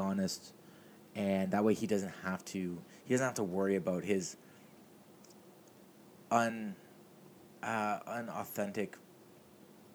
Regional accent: Mississauga, Ontario, Canada; I grew up in Streetsville in Mississauga

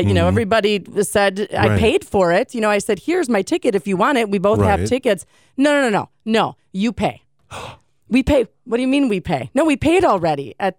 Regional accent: United States; I'm American.

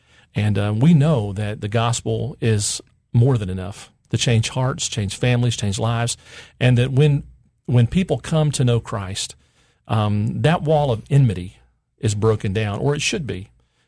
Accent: Memphis, Tennessee, United States; I was born and raised in Memphis

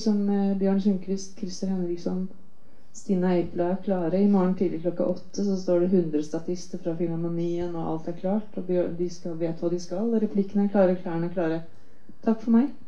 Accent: Sweden; now in Norway; Altså, jeg kom fra Sverige, og det er, filmtradisjonen i Sverige er veldig tung.

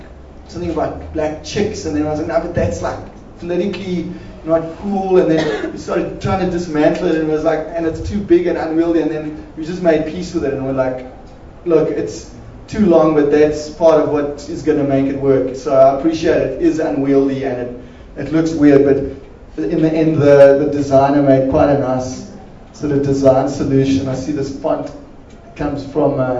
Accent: Port Elizabeth, Eastern Cape, South Africa; we're actually both from Port Elizabeth

